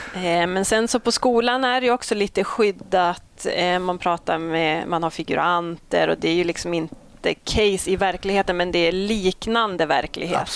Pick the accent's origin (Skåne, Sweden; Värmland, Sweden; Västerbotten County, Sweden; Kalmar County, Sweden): Västerbotten County, Sweden; Malå; Jag är ju från Västerbottens inland, en eh, superliten kommun mm. Eh, som heter Malå